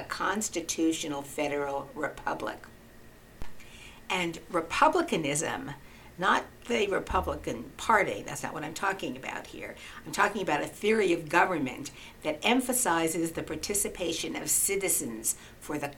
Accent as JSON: {"language": "English", "country": "United States", "said": "But I am American"}